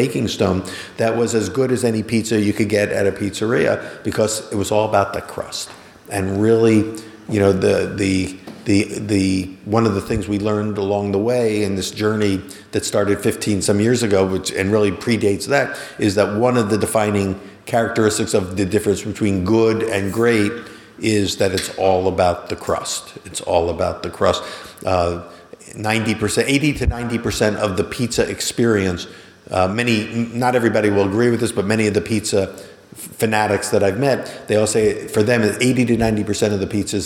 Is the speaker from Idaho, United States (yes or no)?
no; Philadelphia, Pennsylvania, United States; Growing up in Philadelphia, just outside the city limits